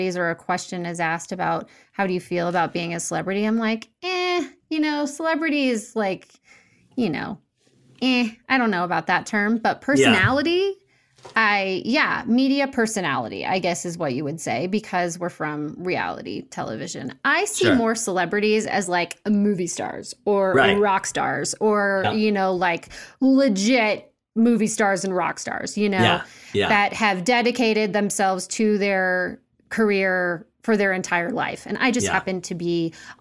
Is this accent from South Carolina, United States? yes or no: no; St. Louis, Missouri, United States; I'm from St. Louis.